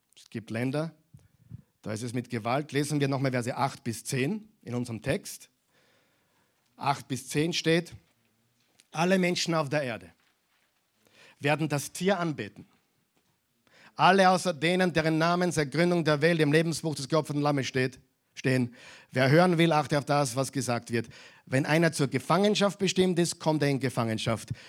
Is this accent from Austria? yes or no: yes; Austria; bei uns in Europa, in Österreich.